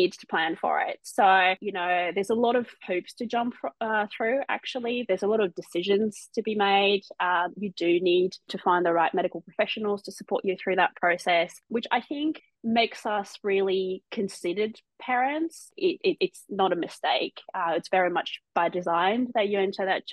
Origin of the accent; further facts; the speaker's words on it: Marseille, Provence-Alpes-Côte d'Azur, France; moved away as an adult; now in Australia; So I'm originally from France. I was born and raised in Marseille on the south coast.